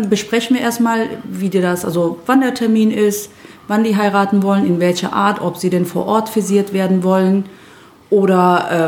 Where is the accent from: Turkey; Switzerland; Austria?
Turkey; ich stamme ja aus der Türkei